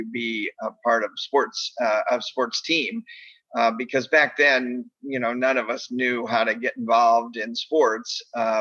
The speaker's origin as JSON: {"language": "English", "town": "Bennington", "region": "Vermont", "country": "United States", "tie": "born or raised there", "also_born_or_lived": "Springfield, Massachusetts / Detroit area, Michigan", "moved": "as an adult", "said": "I grew up in Bennington, Vermont, of all places"}